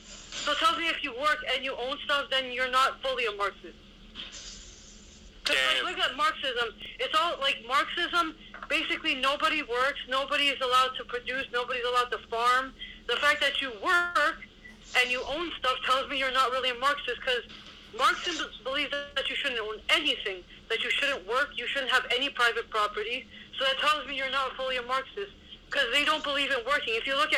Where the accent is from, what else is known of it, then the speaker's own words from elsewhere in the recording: Ontario, Canada; I was born in Canada